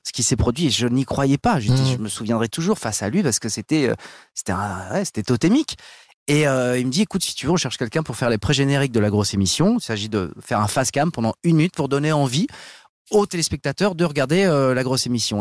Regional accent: Paris, Île-de-France, France; je suis né dans le 16e, j'ai grandi dans le 16e, je me suis réinstallé dans le 16e

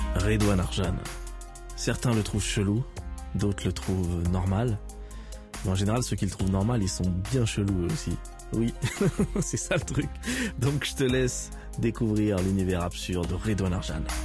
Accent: Metz, Grand Est, France; je viens de Metz

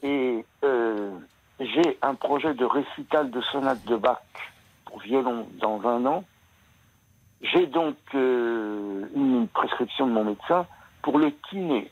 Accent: France; la pratique musicale des jeunes chez nous en France

